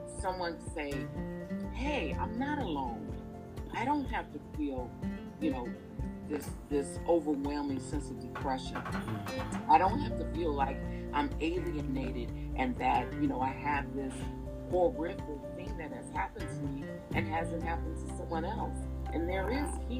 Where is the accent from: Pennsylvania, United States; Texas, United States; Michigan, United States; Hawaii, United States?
Michigan, United States; Detroit; I grew up in the Grandmont Rosedale Park area in Detroit